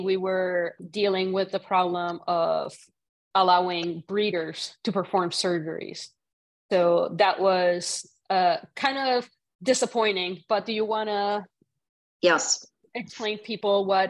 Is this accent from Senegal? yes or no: no; Puerto Rico; moved away; I grew up in Puerto Rico.